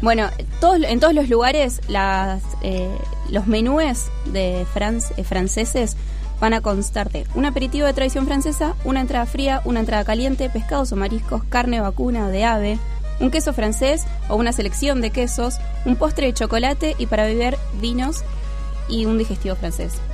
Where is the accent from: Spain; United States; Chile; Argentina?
Argentina; Río Gallegos, Santa Cruz; now in Buenos Aires, Argentina; Cuando me vine a vivir acá, iba al boliche y me decían, ¿de dónde sos? De Río Gallegos